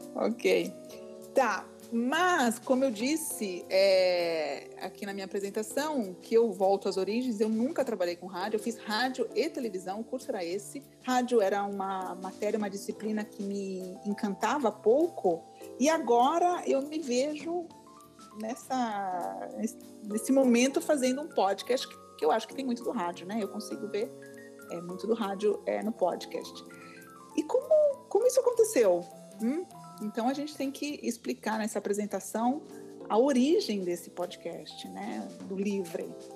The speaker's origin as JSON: {"language": "Portuguese", "region": "São Paulo", "country": "Brazil", "moved": "as an adult", "lives_now": "Milan, Italy", "said": "sou paulista, tenho 43 anos e há 15 anos moro em Milão"}